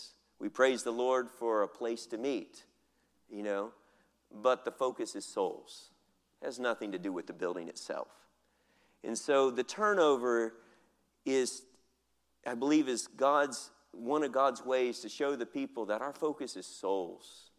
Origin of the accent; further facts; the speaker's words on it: United States; moved away as an adult; now in Philippines; I'm American